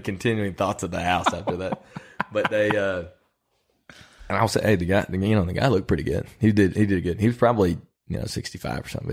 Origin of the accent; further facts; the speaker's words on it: Illinois, United States; now in Lexington, United States; When I was a kid growing up in Illinois, we went on, uh, car rides and looked for deer